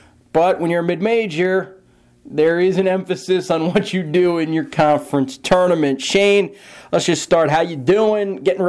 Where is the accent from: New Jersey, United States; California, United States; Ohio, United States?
New Jersey, United States; moved away; my home state of New Jersey.